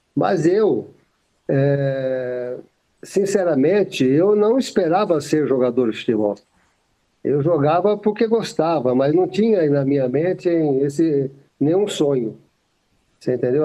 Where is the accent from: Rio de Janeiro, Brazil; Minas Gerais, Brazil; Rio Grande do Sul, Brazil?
Minas Gerais, Brazil; Monte Sião; Eu sou do interior de Minas Gerais, da cidade de Monte Sião, divisa de estado aqui com São Paulo